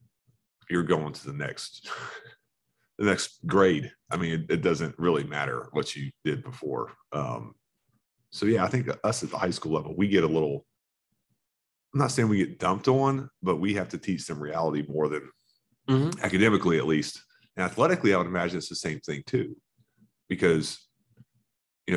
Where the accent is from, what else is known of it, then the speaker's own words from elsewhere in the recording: Florida, United States; Growing up in Florida